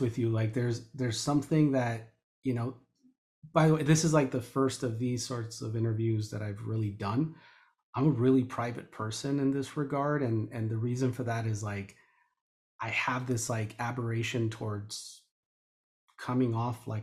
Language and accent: English; León, Guanajuato, Mexico; I was born in León, Guanajuato